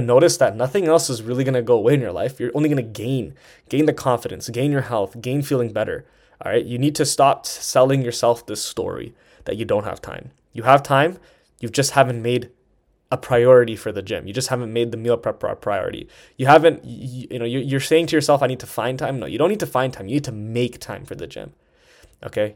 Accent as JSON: {"language": "English", "town": "Toronto", "region": "Ontario", "country": "Canada", "also_born_or_lived": "Vancouver", "moved": "as an adult", "said": "I'm from Toronto and I was living, living in Vancouver at the time."}